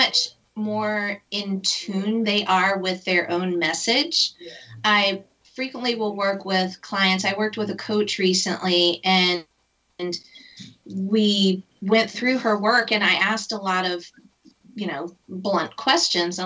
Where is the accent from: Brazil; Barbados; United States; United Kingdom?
United States; as an American